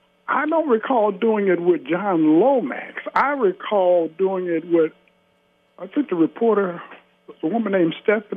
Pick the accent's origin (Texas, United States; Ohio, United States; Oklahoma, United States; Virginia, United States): Ohio, United States; Cincinnati; My father and my stepmother and myself, we moved to Avondale, Bernard Avenue.